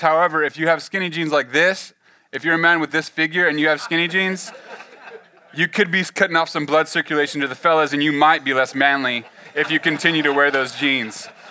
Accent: the Central Valley, California, United States; moved away as an adult; now in Oklahoma, United States; I grew up in California, the Central Valley, uh, kind of on the on, out on the farm, on the ranch

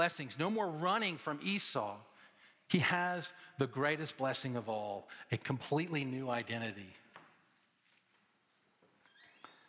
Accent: Atlanta, Georgia, United States; Growing up in Atlanta

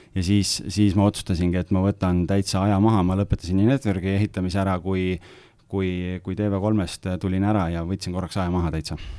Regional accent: Lääne-Viru County, Estonia; ma olen ise Lääne-Virumaalt

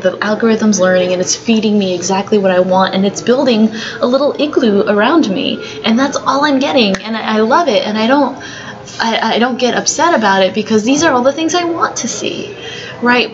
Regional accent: San Francisco, California, United States; I was born here in the United States. I was born here in San Francisco

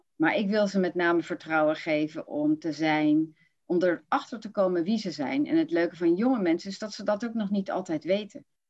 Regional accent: Rotterdam, South Holland, Netherlands; now in Utrecht, Netherlands; dan kom ik van Rotterdam

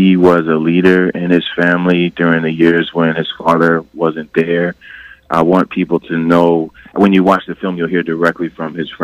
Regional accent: Westchester, New York, United States; I grew up in Westchester

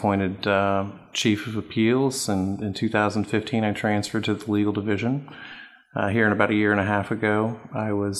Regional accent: Topeka, Kansas, United States; I was born and raised in Topeka

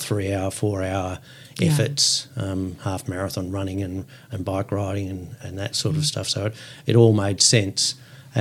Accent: South Gippsland, Victoria, Australia; also born or lived in Melbourne; I grew up in South Gippsland as a school kid

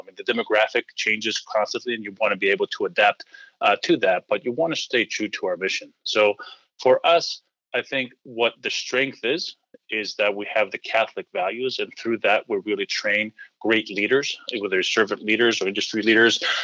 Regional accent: Greece; moved away as an adult; So I was born and raised in Greece.

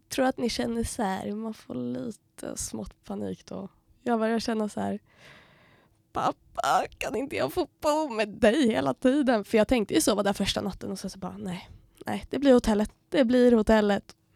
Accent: Uppsala, Uppsala County, Sweden; moved away as an adult; now in Umeå, Sweden; jag kommer från Uppsala, är 21

